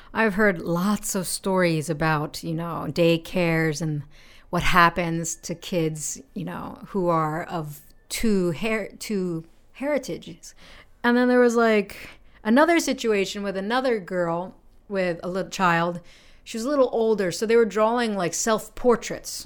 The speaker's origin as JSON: {"language": "English", "country": "United States", "moved": "yes", "lives_now": "Japan", "said": "I'm American"}